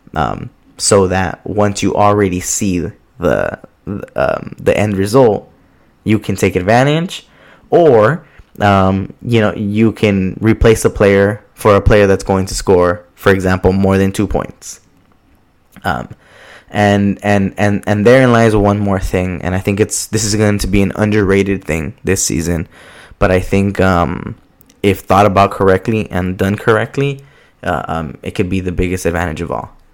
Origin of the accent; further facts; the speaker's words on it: Los Angeles, California, United States; I'm from Southeast Los Angeles